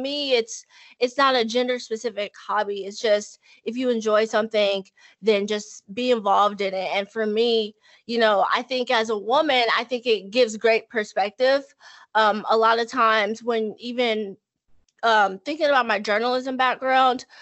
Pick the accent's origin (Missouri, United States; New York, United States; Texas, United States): Texas, United States; Dallas; I'm born and raised in Dallas, Texas